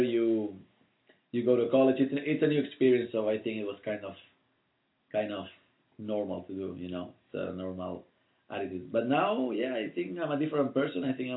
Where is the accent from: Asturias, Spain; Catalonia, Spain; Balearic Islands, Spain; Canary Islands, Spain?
Canary Islands, Spain; Las Palmas de Gran Canaria; English is a second language; moved away as an adult; now in United States; I'm from Las Palmas de Gran Canaria, Canary Islands, Spain